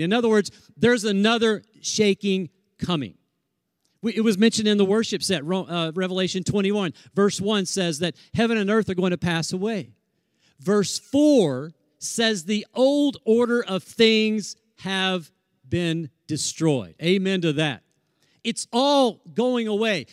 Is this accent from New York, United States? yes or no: no; Tornado Alley, Oklahoma, United States; moved away; we're from Tornado Alley